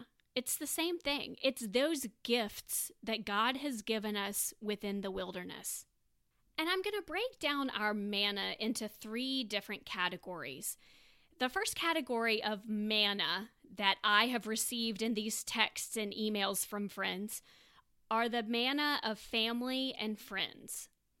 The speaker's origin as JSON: {"language": "English", "town": "Tampa", "region": "Florida", "country": "United States", "moved": "as an adult", "lives_now": "Birmingham, United States", "said": "I am currently in grad school at Samford University in Birmingham. I am originally from Tampa, Florida, and that's where most of my family resides."}